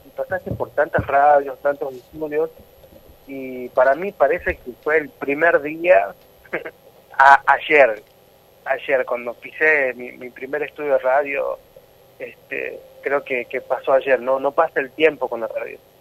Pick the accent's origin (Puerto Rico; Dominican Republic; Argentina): Argentina; Tucumán; soy de Tucumán